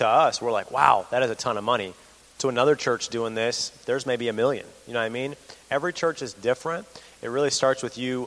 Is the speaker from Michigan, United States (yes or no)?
yes; Imlay City, Michigan, United States; I'm from Emily City, Michigan.